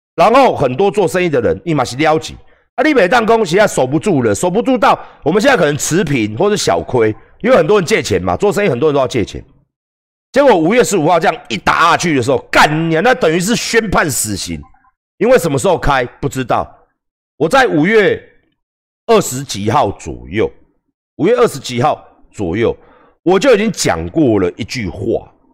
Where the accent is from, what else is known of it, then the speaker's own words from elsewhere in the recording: Taiwan; 因为我们台湾人不守规矩